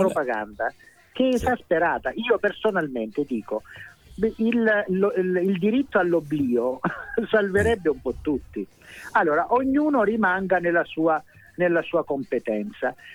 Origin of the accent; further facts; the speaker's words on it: Calabria, Italy; io sono calabrese, so grasso, so giornalista